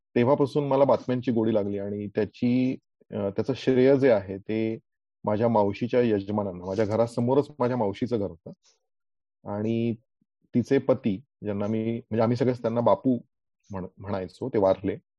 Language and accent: Marathi; Aurangabad, Maharashtra, India; मी मूळ औरंगाबादचा